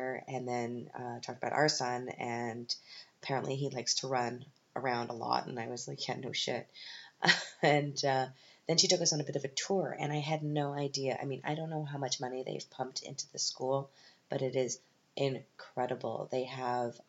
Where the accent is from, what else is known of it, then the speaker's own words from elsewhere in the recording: Canada; moved away as an adult; now in Germany; I'm from Canada.